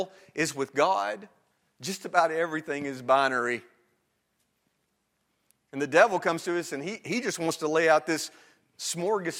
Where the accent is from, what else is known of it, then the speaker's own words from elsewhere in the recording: Northwest Alabama, United States; now in Virginia, United States; I am from Northwest Alabama